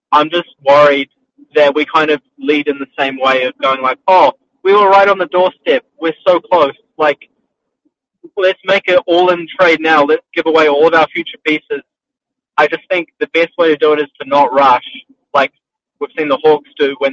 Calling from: New Zealand

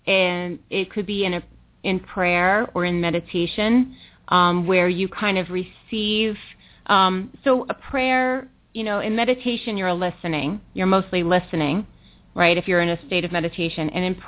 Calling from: New York, United States; I'm calling from New York. I don't know if I said that, so I am calling from New York Eastern Time.

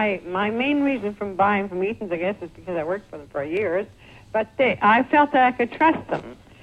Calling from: Montreal, Quebec, Canada

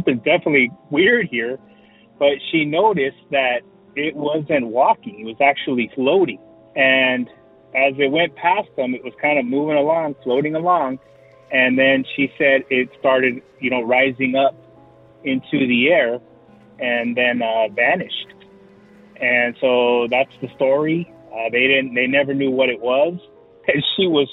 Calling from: San Diego, California, United States; calling from San Diego, California

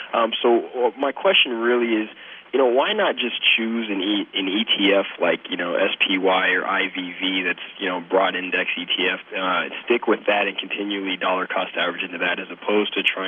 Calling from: Las Vegas, Nevada, United States; I'm calling from Las Vegas, Nevada. You know, I'm kind of a younger investor.

